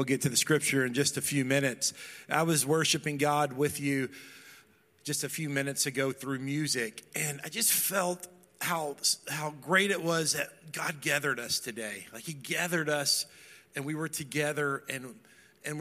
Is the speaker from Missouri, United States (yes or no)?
no; Dallas, Texas, United States; moved away; I grew up in Dallas, Texas